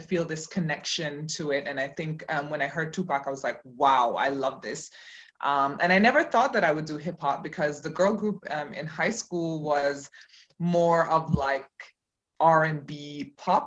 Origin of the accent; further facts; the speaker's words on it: Cayman Islands; moved away as an adult; also born or lived in Jamaica; now in Berlin, Germany; So I was born in Jamaica and grew up there. And then I left when I was seven and grew up in the Cayman Islands. And then I left Cayman when I was 25 and came to Germany